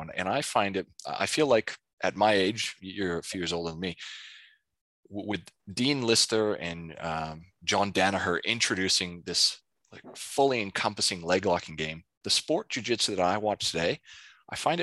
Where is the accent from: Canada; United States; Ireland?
Canada; I grew up in Canada